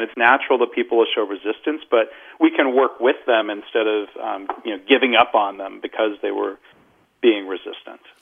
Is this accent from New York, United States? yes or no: no; Detroit, Michigan, United States; I grew up in the Detroit area.